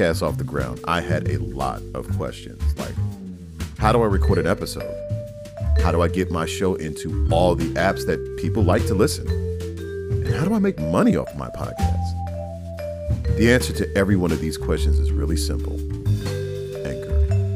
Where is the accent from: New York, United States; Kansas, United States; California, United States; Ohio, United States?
New York, United States; New York City; I was born in Harlem, New York. I was growing up in the early 80s